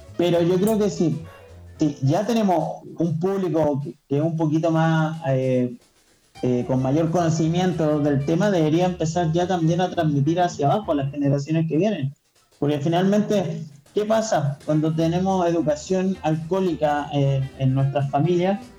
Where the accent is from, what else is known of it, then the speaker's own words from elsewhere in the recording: Chile; En Chile producimos pisco y vino